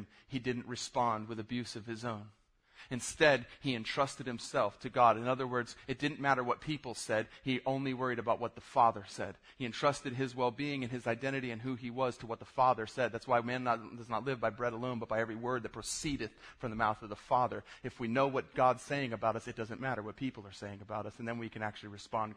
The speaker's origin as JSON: {"language": "English", "region": "South Florida", "country": "United States", "tie": "born or raised there", "said": "I grew up in South Florida"}